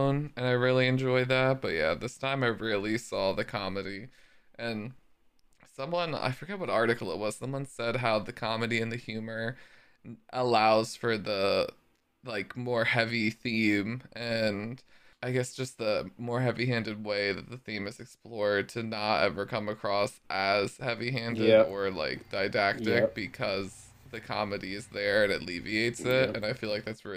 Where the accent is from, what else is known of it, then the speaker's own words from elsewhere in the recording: United States; I'm American